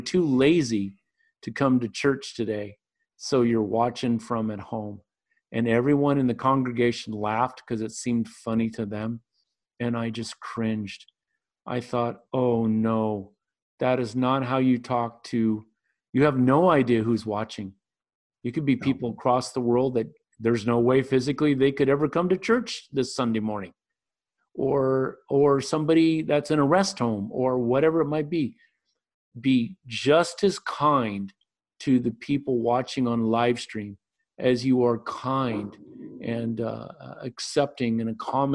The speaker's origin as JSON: {"language": "English", "region": "Northern California", "country": "United States", "tie": "born or raised there", "said": "It's a church here in my hometown in Northern California"}